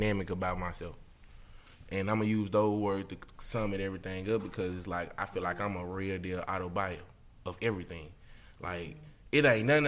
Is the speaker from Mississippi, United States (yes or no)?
yes; Mississippi, United States; born or raised there